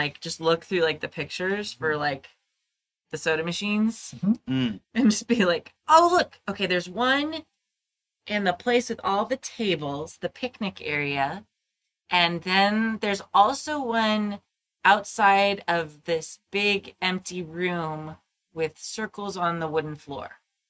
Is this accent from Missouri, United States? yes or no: no; California, United States; I'm from California.